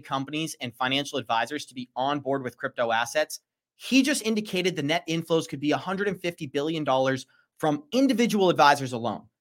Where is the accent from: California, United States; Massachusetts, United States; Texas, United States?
Massachusetts, United States; Boston; moved away; somebody who was born and raised in Boston, spent 20 years in Boston